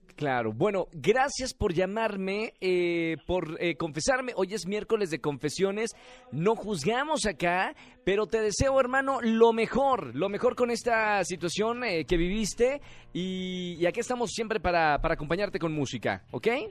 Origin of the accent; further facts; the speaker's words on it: Monterrey, Nuevo León, Mexico; mi tierra, de Monterrey